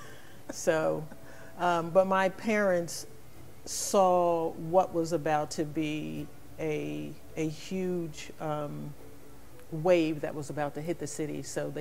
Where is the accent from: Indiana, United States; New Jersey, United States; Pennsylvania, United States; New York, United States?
Pennsylvania, United States; Philadelphia; moved away as an adult; also born or lived in Huntsville, Alabama / Spartanburg County, South Carolina; now in Nashville, United States; back in the day when I was growing up in Philadelphia.